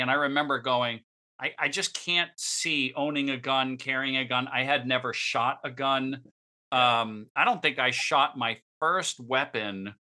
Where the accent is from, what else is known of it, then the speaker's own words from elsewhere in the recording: Northeast, United States; now in Palm Bay, United States; we came from the Northeast, we moved to Florida, and obviously Florida living is very different than Northeast living. Especially when you move from the New York, Connecticut area to ports, you know, places like Port St. Lucie, or now I live in Palm Beach, Palm Bay.